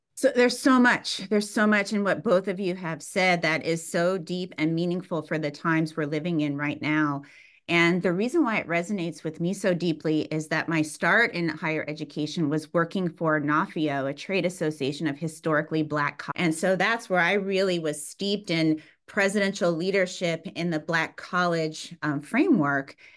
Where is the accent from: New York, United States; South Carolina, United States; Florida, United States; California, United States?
California, United States; San Bernardino; also born or lived in Fontana, California; I was born in Fontana, California, raised in San Bernardino, California